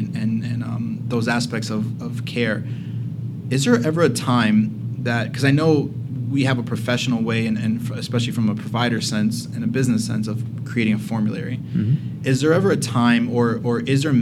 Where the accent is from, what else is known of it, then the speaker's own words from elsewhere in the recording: Miami, Florida, United States; I'm from Miami